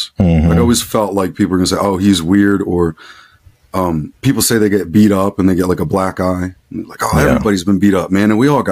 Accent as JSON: {"language": "English", "town": "Philadelphia", "region": "Pennsylvania", "country": "United States", "tie": "born or raised there", "said": "I grew up outside of Philadelphia, Pennsylvania. I'm still in southeastern PA."}